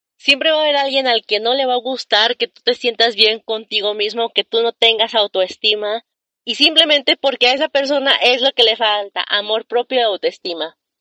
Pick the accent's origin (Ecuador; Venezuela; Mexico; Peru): Mexico; Saltillo, Coahuila; aquí en Saltillo, Coahuila, de donde yo soy